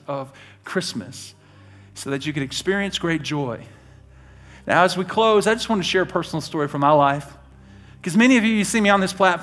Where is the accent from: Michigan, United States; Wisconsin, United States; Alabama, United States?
Alabama, United States; Birmingham; now in Idaho, United States; I was born in Birmingham, Alabama